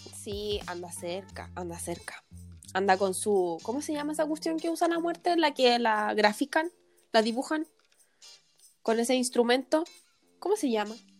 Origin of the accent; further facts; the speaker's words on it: Chile; nosotros como sociedad chilena